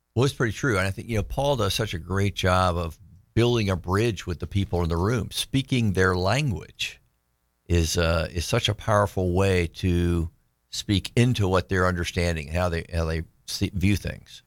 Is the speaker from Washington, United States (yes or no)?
no; Tallahassee, Florida, United States; Tallahassee, Florida